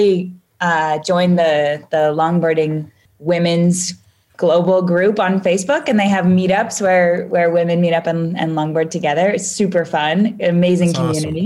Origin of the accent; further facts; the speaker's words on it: Portland, Oregon, United States; also born or lived in Chico, California / San Francisco, California; I was born in Northern California and my parents split up when I was very young. And so I split half of my time between Portland, Oregon and Chico, California.